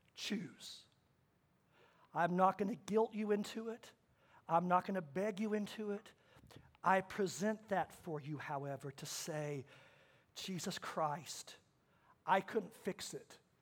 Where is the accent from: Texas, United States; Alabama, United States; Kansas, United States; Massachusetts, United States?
Kansas, United States; I was born in Kansas.